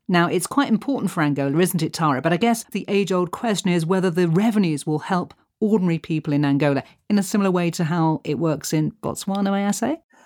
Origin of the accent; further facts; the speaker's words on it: London, United Kingdom; now in South Africa; as a Londoner